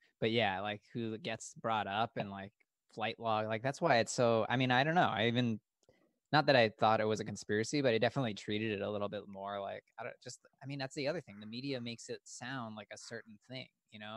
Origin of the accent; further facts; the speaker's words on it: South Florida, United States; we're from Florida. We're from South Florida